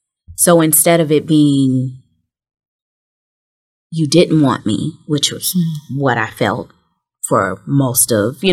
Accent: Memphis, Tennessee, United States; born there; And, you know, remember I told you I was born in Memphis.

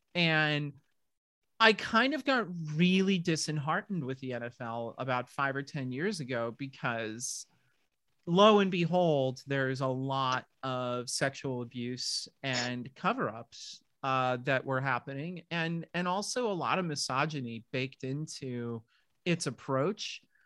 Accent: southern New Hampshire, United States; moved away as an adult; also born or lived in Middle Village, Queens, New York / San Francisco; we moved from Middle Village, Queens, for those of you who know New York City, uh, all the way up to southern New Hampshire, which was pretty darn rural in that day. My town had maybe 4,000 people in it total

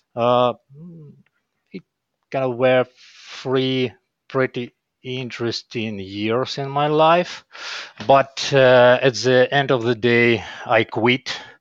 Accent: Kyiv, Ukraine; I was born here in Kyiv, in Ukraine.

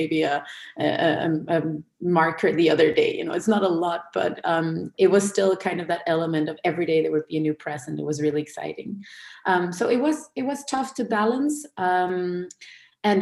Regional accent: Denmark; I am born and raised in Denmark in a Danish Jewish household

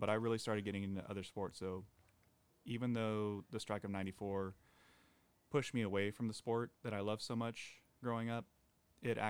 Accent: Gilroy, California, United States; growing up in Gilroy

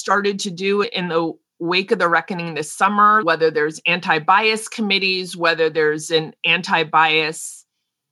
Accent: United States; I'm an American, we're Americans

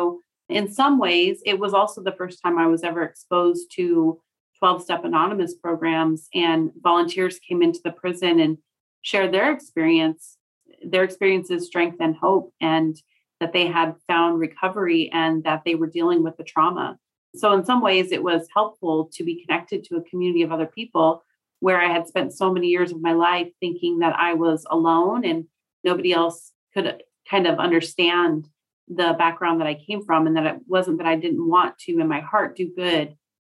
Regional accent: Bremerton, Washington, United States; also born or lived in California; So I moved to Bremerton when I was nine, but I went between my mother and father throughout my childhood. And you know, my father lived in California. My mom lived in Washington.

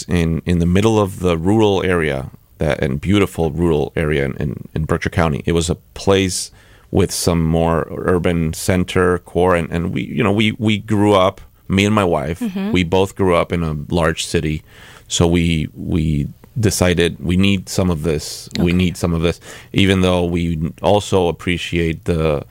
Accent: San Juan, Puerto Rico; now in Pittsfield, United States; My hometown, San Juan, Puerto Rico

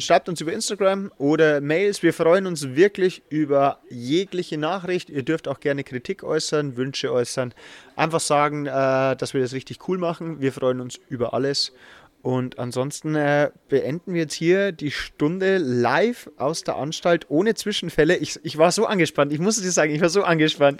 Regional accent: Regensburg, Bavaria, Germany; ich komme zwar aus Regensburg

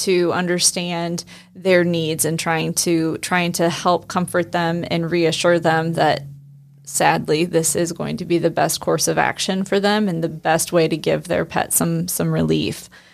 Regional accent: Northeast Indiana, United States; I grew up in Northeast Indiana

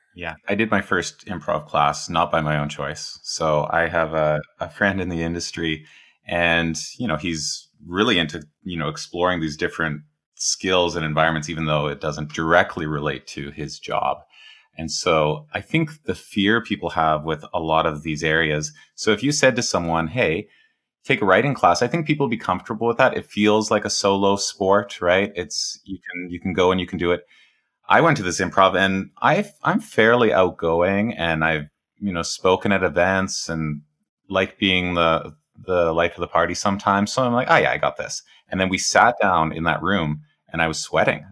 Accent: Edmonton, Alberta, Canada; I grew up in, I'm Canadian, I grew up in a prairie city

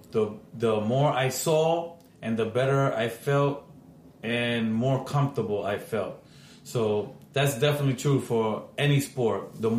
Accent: New York City, New York, United States; I grew up in Washington Heights.

